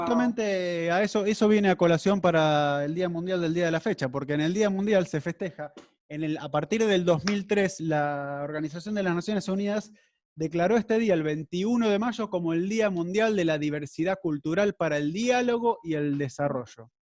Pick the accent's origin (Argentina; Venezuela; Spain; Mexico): Argentina; now in Miami, United States; Yo soy argentino